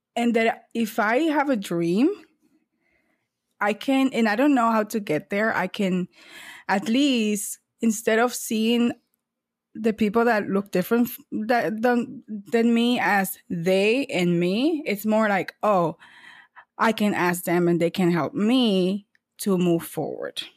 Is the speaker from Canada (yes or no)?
no; San Cristóbal, Dominican Republic; moved away as an adult; now in United States; I was born in San Cristobal, eh, Dominican Republic, and I moved to the U S when I was eighteen years old, so right after high school.